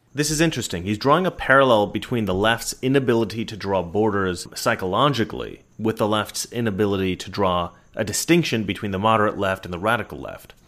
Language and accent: English; Oregon, United States; I'm from Oregon.